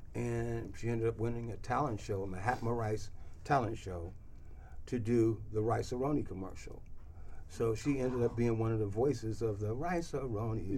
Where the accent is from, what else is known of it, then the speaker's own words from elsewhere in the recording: Louisiana, United States; I grew up, you know, I'm from Louisiana